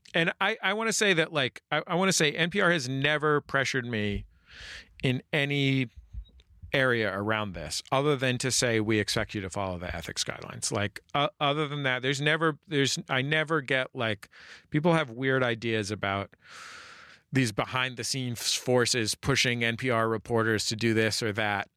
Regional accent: California, United States; also born or lived in San Francisco; now in Los Angeles, United States; I'm from California

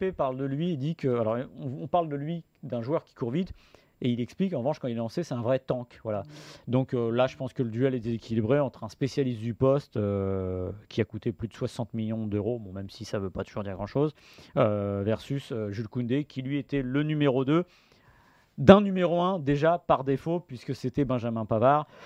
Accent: France

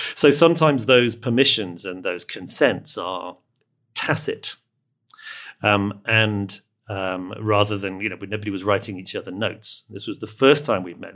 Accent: England, United Kingdom; I'm speaking as an Englishman

